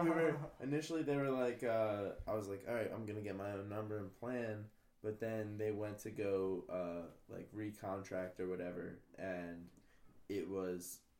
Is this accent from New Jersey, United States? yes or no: yes; Atlantic City, New Jersey, United States; And I grew up right outside of Atlantic City.